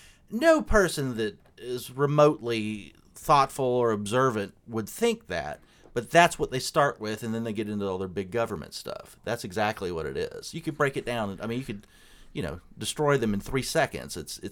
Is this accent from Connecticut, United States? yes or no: no; South Carolina, United States; I'm from South Carolina